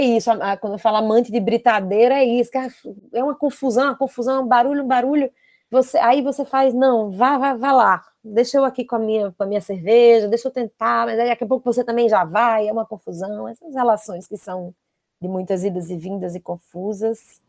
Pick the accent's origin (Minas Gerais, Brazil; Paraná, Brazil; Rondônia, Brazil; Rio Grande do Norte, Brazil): Rio Grande do Norte, Brazil; Natal; moved away as an adult; now in Rio de Janeiro, Brazil; eu tive que sair de Natal